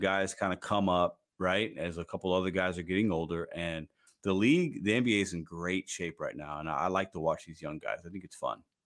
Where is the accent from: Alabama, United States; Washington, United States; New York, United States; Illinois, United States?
Illinois, United States; Chicago; I'm from Chicago